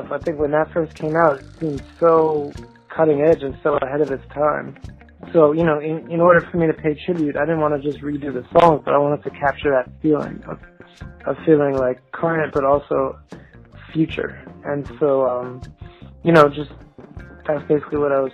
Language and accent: English; United States; I grew up actually outside New York, but it was close enough that I could get New York radio.